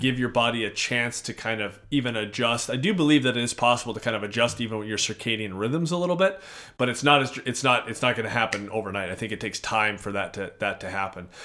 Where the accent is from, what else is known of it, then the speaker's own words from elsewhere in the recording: Edmonton, Alberta, Canada; now in Minnesota, United States; so we're in Minnesota, I hail from Edmonton, Alberta